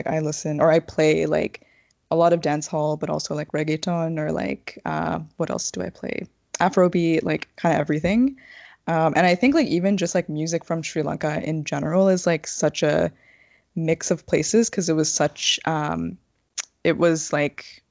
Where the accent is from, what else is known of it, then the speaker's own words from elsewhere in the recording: Brampton, Ontario, Canada; also born or lived in Scarborough / North York; I moved to Brampton and lived, like, I grew up there